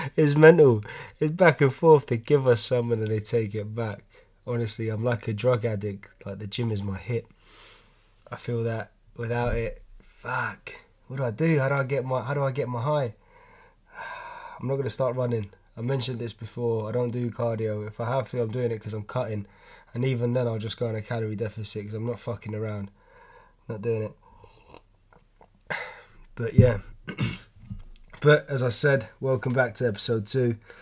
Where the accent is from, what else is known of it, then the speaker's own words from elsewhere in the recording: London, United Kingdom; I'm from London, as you can tell from my accent